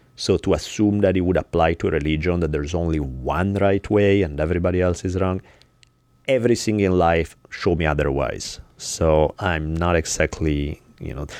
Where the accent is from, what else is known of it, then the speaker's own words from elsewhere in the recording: Italy; now in United States; Where I grew up in Italy